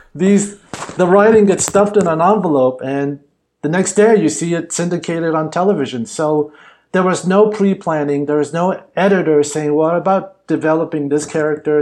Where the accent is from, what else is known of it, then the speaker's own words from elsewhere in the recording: Los Angeles, California, United States; growing up Chinese American and actually growing up in Hollywood